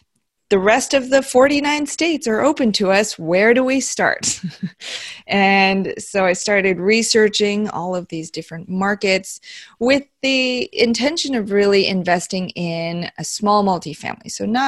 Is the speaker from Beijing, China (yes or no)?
yes; Beijing, China; born there; moved away; also born or lived in Iowa / New Jersey / Tennessee; I was born in Beijing, okay. China. And then we moved to Iowa, New Jersey, Tennessee, which is where my husband and I met in high school, believe it or not.